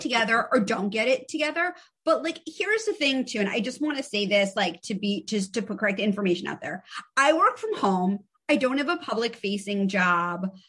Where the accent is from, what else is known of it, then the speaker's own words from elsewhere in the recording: New York City, New York, United States; I'm from the Upper East Side of Manhattan. I went to an all girls private school